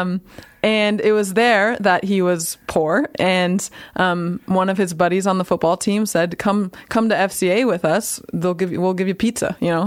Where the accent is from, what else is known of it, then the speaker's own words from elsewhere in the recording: Santa Clara, California, United States; moved away as an adult; also born or lived in Fresno, California / North Carolina / San Francisco, California / Sacramento, California; now in Nampa, Idaho, United States; I'm born and raised in Santa Clara, California